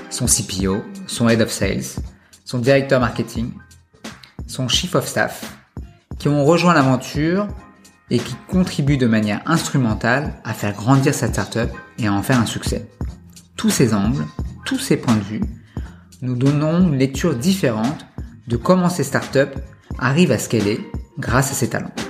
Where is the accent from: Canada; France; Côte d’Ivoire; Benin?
France; Paris, Île-de-France; also born or lived in Montpellier / Scotland / Toulouse; j'ai grandi à Paris